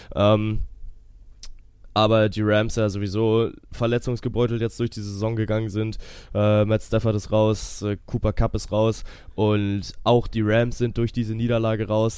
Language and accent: German; Kiel, Schleswig-Holstein, Germany; bin ja Kieler Jung